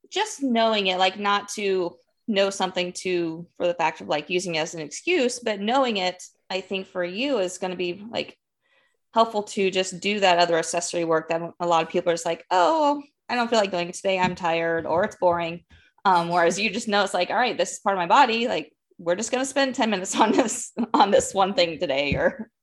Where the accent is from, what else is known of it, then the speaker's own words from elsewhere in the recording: Midwest, United States; moved away as an adult; now in Phoenix, United States; I grew up in the Midwest